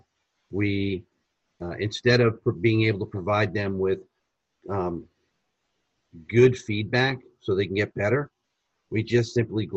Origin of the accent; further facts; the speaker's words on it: United States; being American, we're speaking English to an Italian